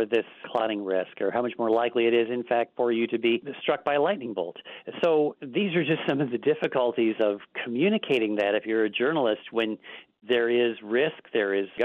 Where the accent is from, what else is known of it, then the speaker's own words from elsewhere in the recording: Midwest, United States; moved away; I'm the farmer in the group because I was born in the Midwest.